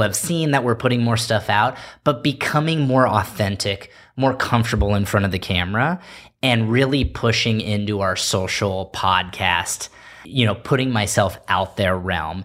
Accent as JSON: {"language": "English", "town": "Palos Verdes", "region": "California", "country": "United States", "tie": "born or raised there", "said": "the advantages that I got growing up in Palos Verdes"}